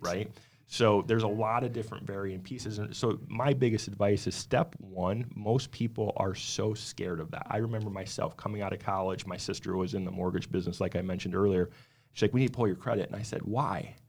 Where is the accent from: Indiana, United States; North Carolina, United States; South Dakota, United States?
South Dakota, United States; now in Arizona, United States; Originally grew up, born and raised in South Dakota, moved out to Arizona back in two thousand three